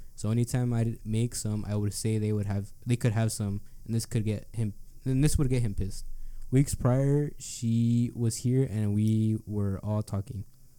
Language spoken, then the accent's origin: English; the South, United States; I always make friends easy because of being from the South and what the fuck? I'm from the South.